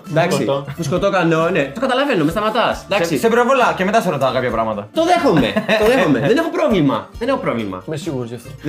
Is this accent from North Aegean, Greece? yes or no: no; Samothrace, Eastern Macedonia and Thrace, Greece; Είμαι από τη Σαμοθράκη και είναι ένα αυτοκίνητο από πίσω